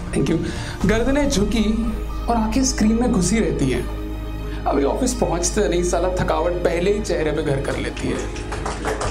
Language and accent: Hindi; Delhi, India; मेरे को अपने दिल्ली शहर से बहुत प्यार है